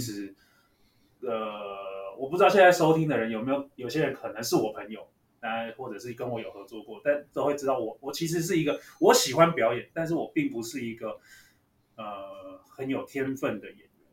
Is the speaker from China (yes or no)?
no; Taipei, Taiwan; 我住天母哦，对天母哦，对，我家住天母，然天母后从小就是在这个生活圈长大，然后，呃，大学又读文化戏剧系哦，所以就是永远没有离开那个士林的生活圈